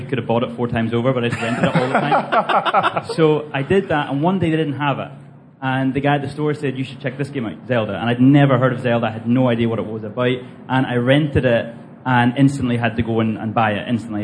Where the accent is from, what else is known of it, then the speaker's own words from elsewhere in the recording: Belfast, Northern Ireland, United Kingdom; I'm from Belfast, Northern